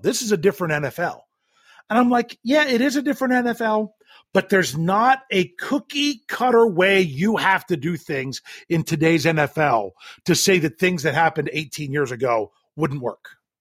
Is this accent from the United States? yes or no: yes; Western Maryland, United States; I grew up in Western Maryland